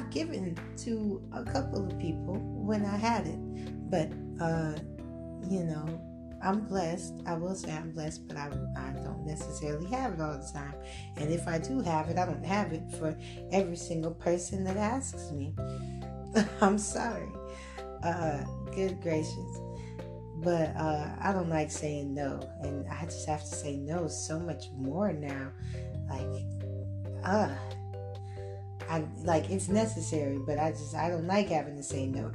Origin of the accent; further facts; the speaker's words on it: Clayton County, Georgia, United States; also born or lived in Gwinnett County, Georgia; I grew up in Clayton County, but I lived in Gwinnett for a few years